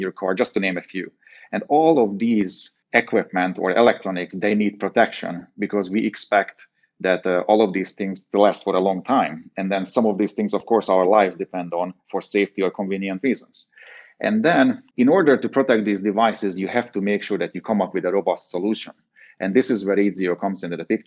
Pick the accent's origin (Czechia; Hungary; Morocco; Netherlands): Hungary; moved away; growing up in Hungary, I was always involved in the business